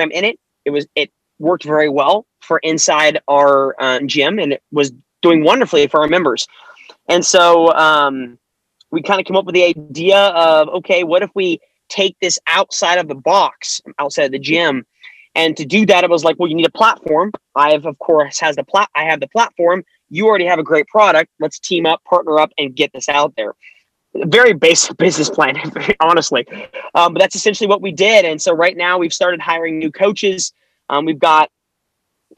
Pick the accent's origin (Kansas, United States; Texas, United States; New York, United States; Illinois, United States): Kansas, United States; I'm a guy from Kansas